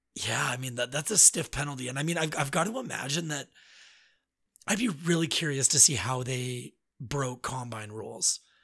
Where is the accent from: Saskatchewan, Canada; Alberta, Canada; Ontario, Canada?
Alberta, Canada; moved away as an adult; now in Quebec, Canada; from someone growing up in Alberta